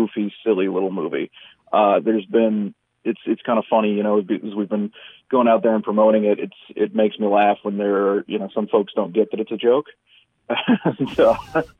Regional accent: South Louisiana, United States; I'm from South Louisiana. I grew up around, you know, I'm spent a lot of time in New Orleans, but I grew up all around the city

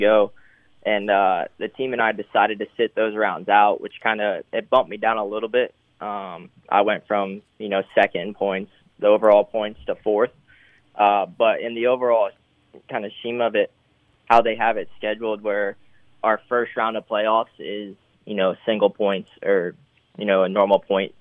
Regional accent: Tampa, Florida, United States; I grew up right by USF

